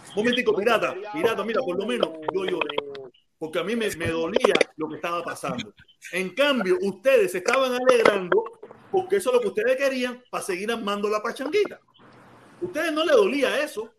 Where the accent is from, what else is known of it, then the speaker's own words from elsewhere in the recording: Cuba; now in Miami, United States; Yo vine con visa desde Cuba.